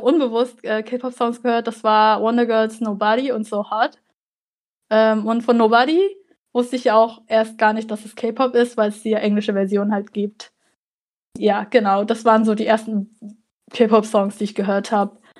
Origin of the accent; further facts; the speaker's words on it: Germany; Also ich bin hier in Deutschland geboren und aufgewachsen, aber meine Eltern kommen aus Vietnam